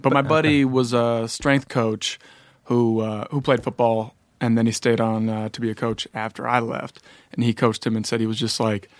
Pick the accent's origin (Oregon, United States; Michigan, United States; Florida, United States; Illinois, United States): Illinois, United States; Evanston